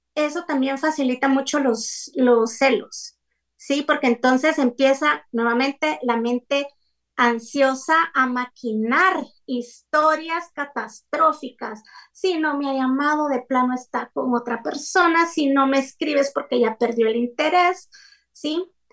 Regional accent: Guatemala; soy de Guatemala y vivo en Guatemala

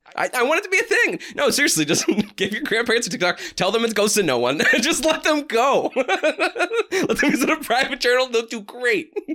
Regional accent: New Hampshire, United States; We're from New Hampshire

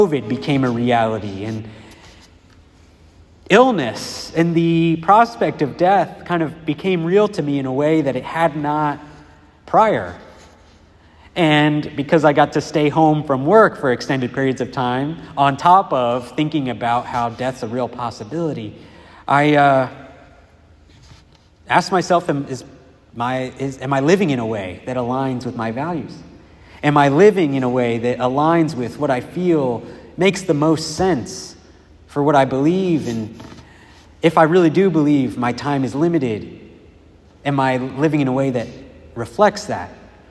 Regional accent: Dayton, Ohio, United States; moved away; I was living in my hometown, which is Dayton, Ohio

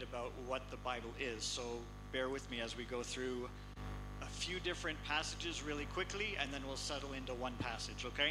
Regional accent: a small town north of Toronto, Ontario, Canada; moved away as an adult; also born or lived in Kitale, Kenya; now in Kenya; I grew up in a small town north of Toronto, Canada

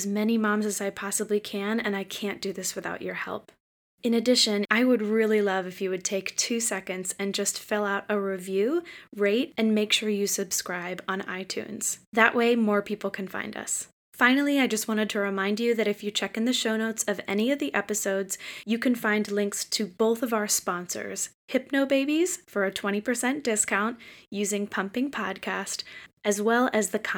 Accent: south of Boston, Massachusetts, United States; I'm from south of Boston

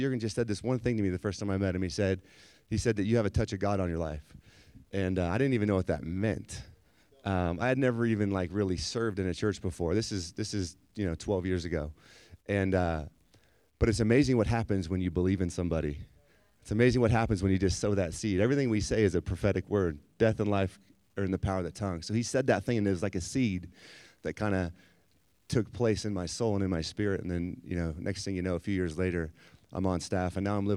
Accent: San Diego, California, United States; But I grew up in San Diego and, you know, kind of lived there most of my life

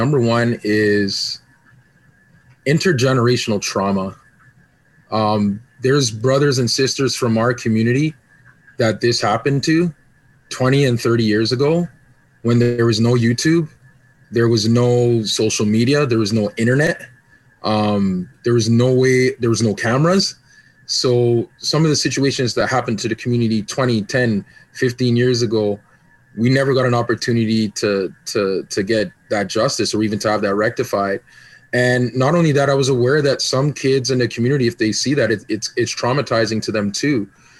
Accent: Canada; also born or lived in Jamaica / Grenada; I mean, I'm Jamaican and Canadian and Grenadian.

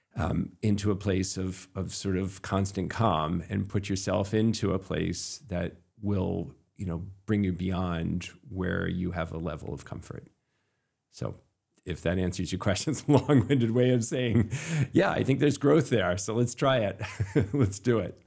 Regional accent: Camden, Maine, United States; I grew up in Camden and Midcoast

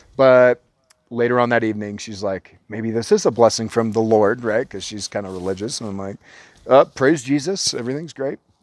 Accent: Orange County, California, United States; we're from Orange County

